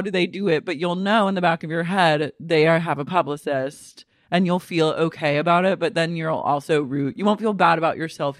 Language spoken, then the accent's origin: English; Oklahoma City, Oklahoma, United States; moved away; I grew up in Oklahoma City